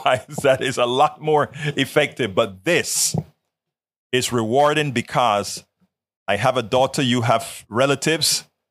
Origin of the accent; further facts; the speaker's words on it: Panama; now in United States; when I was growing up in Panama